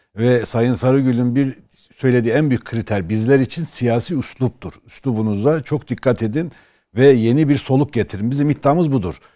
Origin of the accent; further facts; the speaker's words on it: Erzurum, Turkey; Bizim Erzurum'da